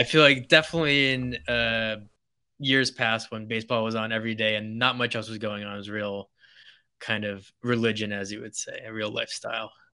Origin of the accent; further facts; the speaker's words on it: New Hampshire and Maine, New England, United States; moved away as an adult; now in Los Angeles, United States; coming from New England, where I, I grew up in New Hampshire and Maine